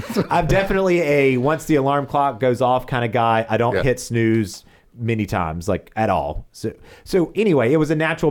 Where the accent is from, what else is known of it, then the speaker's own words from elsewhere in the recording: South Carolina, United States; You know, obviously raised in Chester County, went to high school in South Carolina, college in South Carolina, and all of my jobs have been in South Carolina.